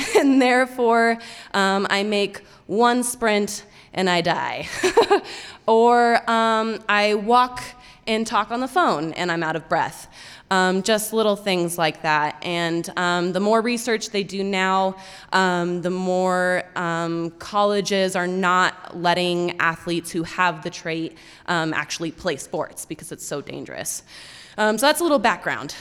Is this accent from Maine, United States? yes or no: no; Fort Collins, Colorado, United States; moved away; I grew up in Fort Collins, Colorado, which is about an hour outside of Denver